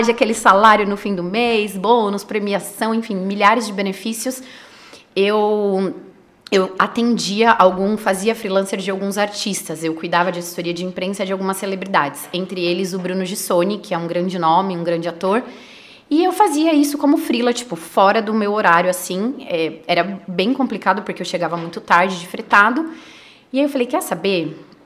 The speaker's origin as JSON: {"language": "Portuguese", "region": "São Paulo", "country": "Brazil", "tie": "born there", "said": "nasci em São Paulo, né? Só para voltar um pouquinho"}